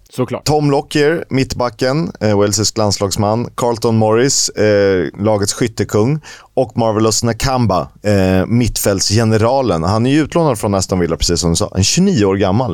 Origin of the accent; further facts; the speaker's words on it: Sweden; also born or lived in Estonia; i och med att jag är svensk, så, uh, eller jag är est, men jag är också svensk. Uh, jag är inte estnisk medborgare